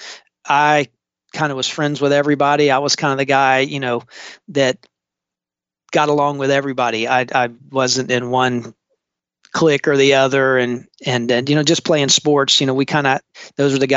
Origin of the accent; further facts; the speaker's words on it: Charleston, South Carolina, United States; I am actually a third generation Charlestonian, which is rare nowadays. I was born and raised on James Island, still live on James Island